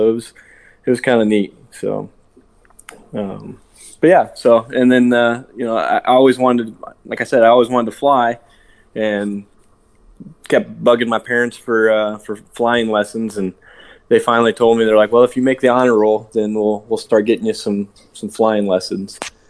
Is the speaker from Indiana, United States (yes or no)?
yes; Rochester, Indiana, United States; I grew up in Indiana. Rochester, Indiana, small little farming town. But my dad was stationed at Grissom Air Force Base, which is just north of Kokomo, Indiana.